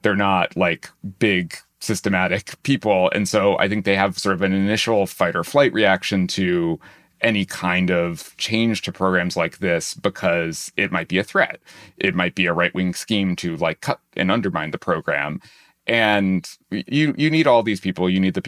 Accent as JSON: {"language": "English", "region": "New Hampshire", "country": "United States", "tie": "born or raised there", "said": "I had a nice sort of controlled experiment in this as a teenager, because I grew up in New Hampshire."}